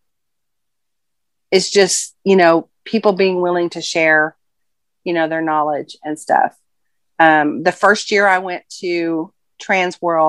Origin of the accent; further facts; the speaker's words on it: Fayetteville, Arkansas, United States; I'm from Fayetteville, Arkansas